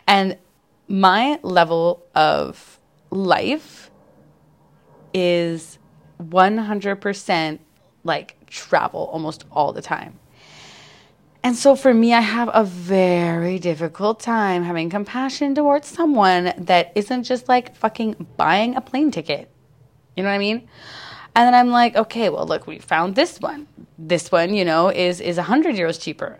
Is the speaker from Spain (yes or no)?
no; Canada; I'm a Canadian